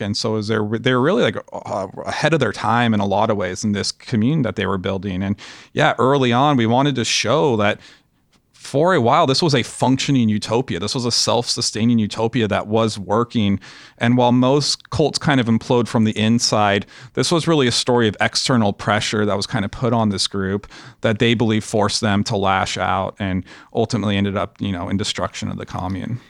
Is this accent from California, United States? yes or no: yes; Los Angeles, California, United States; we grew up in Los Angeles